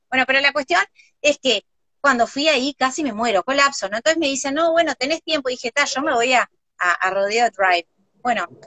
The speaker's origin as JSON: {"language": "Spanish", "country": "Uruguay", "said": "no, yo este, estoy muy contenta, vengo de Uruguay, no sé si ustedes conocen, están"}